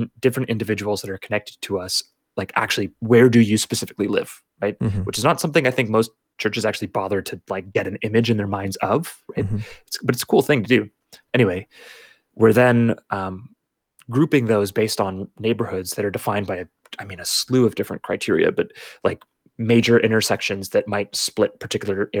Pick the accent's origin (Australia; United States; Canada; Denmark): Canada; as a Canadian